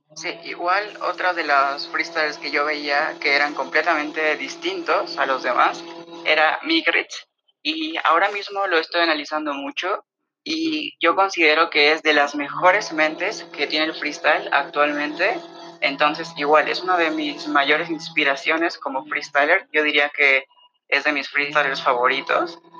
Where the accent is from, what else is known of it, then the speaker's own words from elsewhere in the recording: Mexico City, Mexico; soy de la Ciudad de México